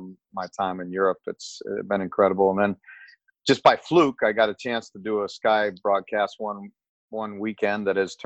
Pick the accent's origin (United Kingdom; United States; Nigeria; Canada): United States; South Bend, Indiana; where I grew up was in South Bend, Indiana